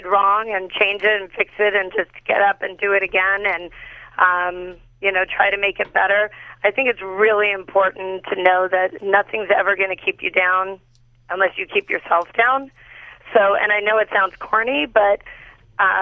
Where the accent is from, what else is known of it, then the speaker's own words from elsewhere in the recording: Los Angeles, California, United States; I'm a Valley girl, born and raised in L.A.